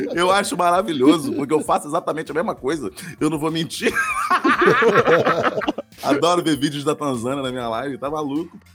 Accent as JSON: {"language": "Portuguese", "region": "Rio de Janeiro", "country": "Brazil", "accent": "carioca", "said": "eu sou carioca"}